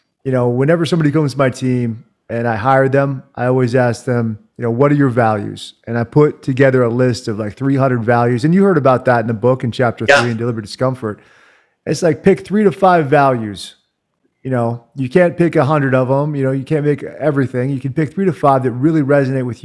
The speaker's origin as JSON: {"language": "English", "region": "Virginia", "country": "United States", "tie": "born or raised there", "also_born_or_lived": "Washington, D.C.", "moved": "as an adult", "lives_now": "Salt Lake City, United States", "said": "I grew up in Virginia. I'm a Virginia guy."}